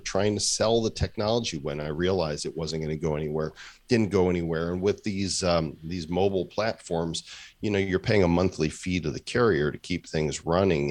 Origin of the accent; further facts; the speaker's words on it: Midwest, United States; now in Puerto Rico; growing up in the Midwest